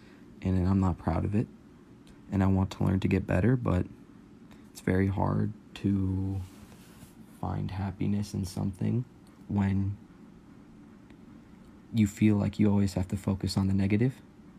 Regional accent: California, United States; I'm 18. I'm from Cali.

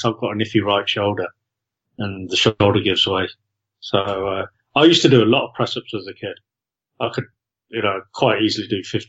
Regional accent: Loughborough, East Midlands, United Kingdom; my hometown of Loughborough in Leicestershire.

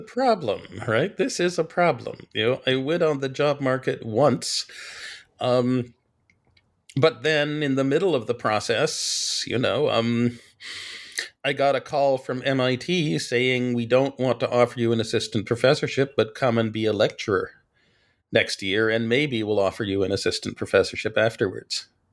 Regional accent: Washington, District of Columbia, United States; born or raised there

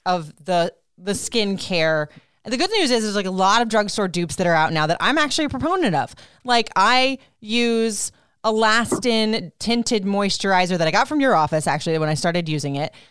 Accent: Florida, United States; also born or lived in Puerto Rico; I grew up in Florida

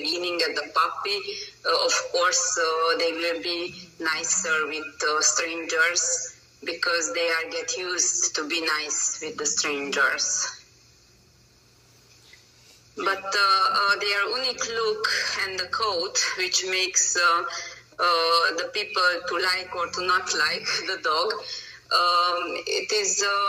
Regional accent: Romania; English is a second language; moved away as an adult; now in Hungary; I'm originally from Romania, but I live from over than 14 years in Hungary. My nationality is Hungarian, but my birthplace is Romania

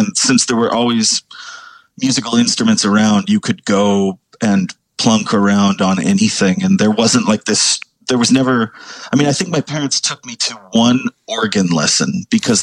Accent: Southern California, United States; moved away as an adult; also born or lived in New England; I was raised in basically Southern California. I think it was like 9 to 18. I lived in Southern California.

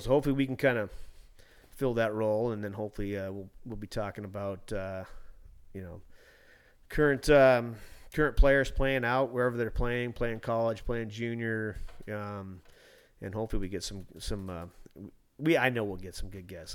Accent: Alaska, United States; also born or lived in West Palm Beach, Florida; born in Florida, moved to Alaska when I was three months

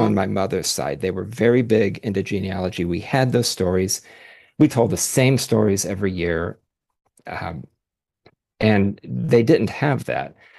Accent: Dayton, Ohio, United States; moved away as an adult; now in Columbus, United States; I was born in Dayton, Ohio, currently live in Columbus.

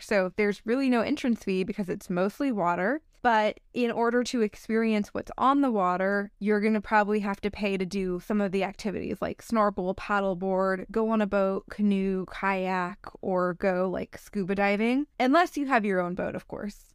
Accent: Northern California, United States; growing up in Northern California

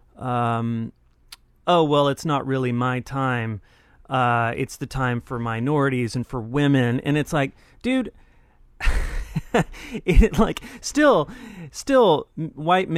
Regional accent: Texas, United States; I grew up in Texas. I'm from Texas

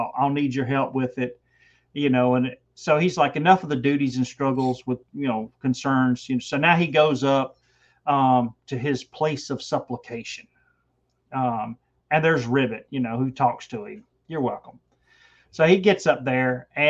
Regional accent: Georgia, United States; I'm from Georgia, so I have a pronunciation problem anyway

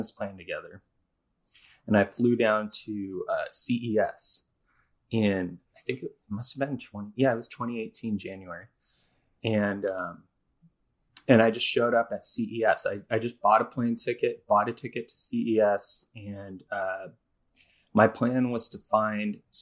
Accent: Seattle, Washington, United States; we're both from the Seattle area

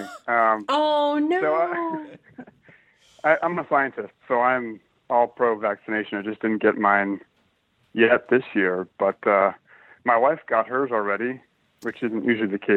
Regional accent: East Coast, United States; also born or lived in Colorado; now in Connecticut, United States; Uh, I grew up on the East Coast, but uh, most recently moved from Colorado.

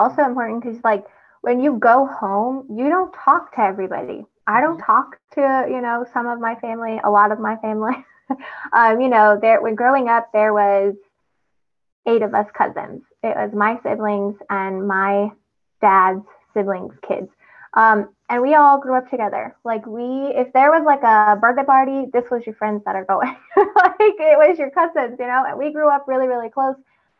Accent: Texas, United States; I'm, like, the proudest Texan you'd ever meet.

